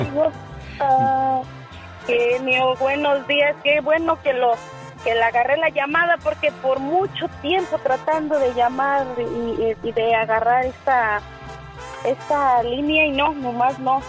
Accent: Menguaritos, Guanajuato, Mexico; now in Phoenix, United States; Así se llama donde somos nosotros, oiga, en Guanajuato.

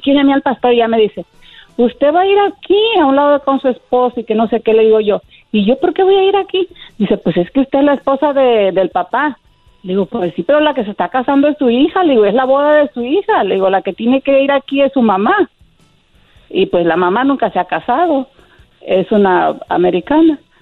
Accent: Bahía de Banderas, Nayarit, Mexico; Yo soy de Nayarit, pegadito a Puerto Vallarta

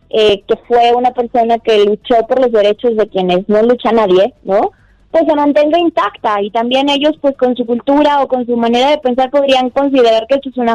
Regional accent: Mexico; Pues bueno, lo que pasa es que nosotros como mexicanos tenemos obviamente que, tener en claro

